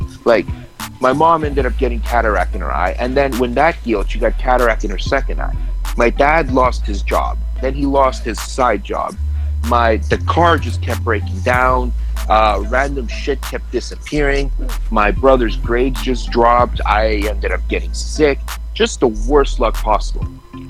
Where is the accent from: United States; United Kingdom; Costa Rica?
Costa Rica; born there; That's where my parents are from, right? Like I was born in Costa Rica.